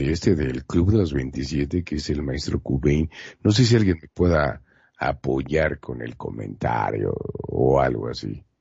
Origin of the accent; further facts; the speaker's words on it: Mexico; Un, mexicano hablando este inglés con un francés, pues no hay tanta bronca, ¿no?